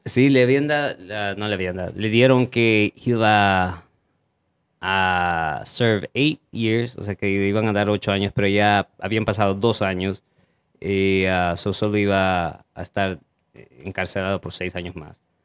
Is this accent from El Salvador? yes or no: yes; El Salvador; moved away; de donde yo soy